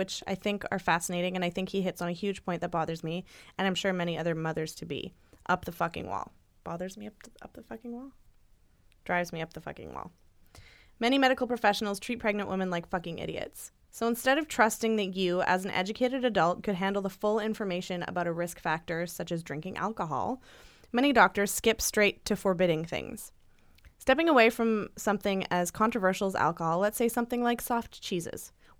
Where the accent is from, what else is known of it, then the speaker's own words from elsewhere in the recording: the South, United States; I grew up in the South, and even though everyone drinks, you still get the stink eye if you are drinking.